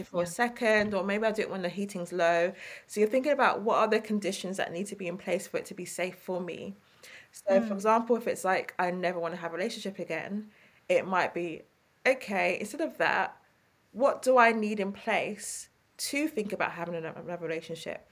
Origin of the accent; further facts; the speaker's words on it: London, United Kingdom; accent: East London; my East London accent